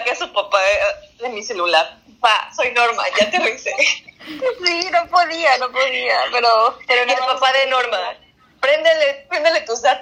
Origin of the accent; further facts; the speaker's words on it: Mexico; cuido niño de cuatro años, me voy a tal estado, soy de México